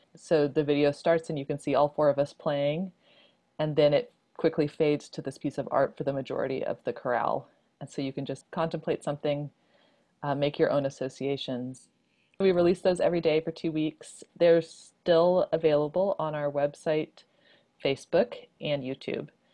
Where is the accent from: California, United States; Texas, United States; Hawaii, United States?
Texas, United States; Houston; I grew up mostly in Houston